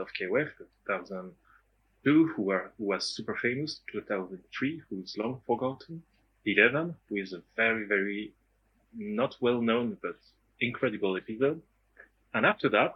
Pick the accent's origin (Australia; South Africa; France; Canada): France; from France